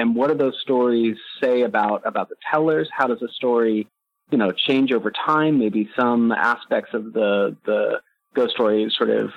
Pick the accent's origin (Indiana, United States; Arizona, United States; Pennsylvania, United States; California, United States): California, United States; San Jose; I grew up in San Jose, California, so I grew up next to the Winchester Mystery House